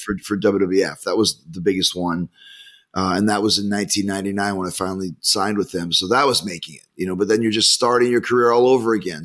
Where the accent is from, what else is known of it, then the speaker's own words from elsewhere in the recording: Winnipeg, Manitoba, Canada; growing up in Winnipeg where it's minus 30